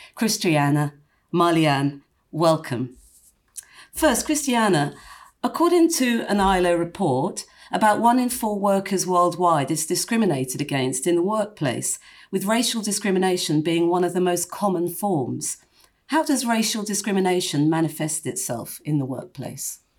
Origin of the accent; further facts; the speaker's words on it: London, United Kingdom; when I was growing up in, in, in London